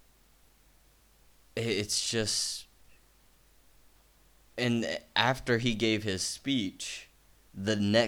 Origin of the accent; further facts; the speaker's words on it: United States; I'm from the United States